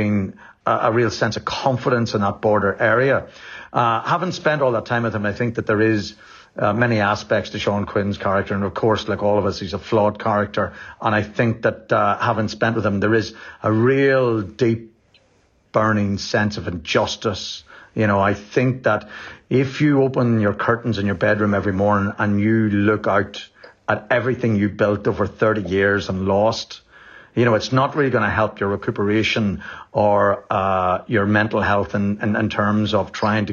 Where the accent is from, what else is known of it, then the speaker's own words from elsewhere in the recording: Enniskillen, Northern Ireland, United Kingdom; I grew up in Enniskillen and Fermanagh in the 80s and 90s